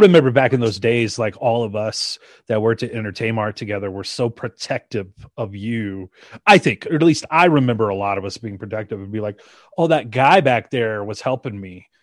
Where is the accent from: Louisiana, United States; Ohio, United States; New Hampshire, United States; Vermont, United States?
Louisiana, United States; Shreveport; also born or lived in Colorado Springs, Colorado; now in Denver, United States; I was a white kid growing up in Shreveport, Louisiana